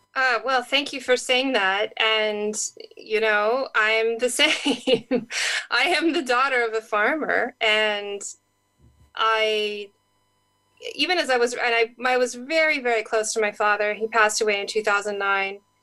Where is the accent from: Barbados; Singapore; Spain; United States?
United States; California; I grew up in California